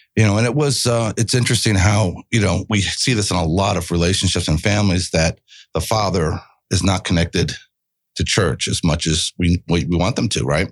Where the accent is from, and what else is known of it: Miramar, Florida, United States; born or raised there; moved away as an adult; also born or lived in Miami, Florida